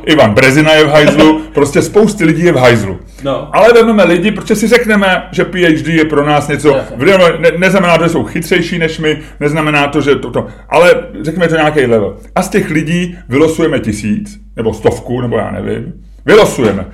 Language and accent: Czech; Czechia; já jsem Čech